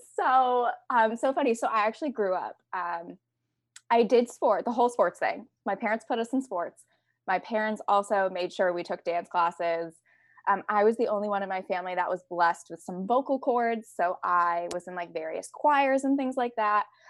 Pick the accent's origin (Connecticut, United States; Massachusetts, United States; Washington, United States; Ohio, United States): Connecticut, United States; I grew up in Connecticut